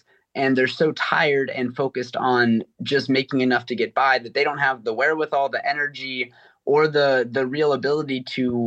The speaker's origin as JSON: {"language": "English", "region": "California", "country": "United States", "moved": "yes", "lives_now": "Massachusetts, United States", "said": "I'm from California initially"}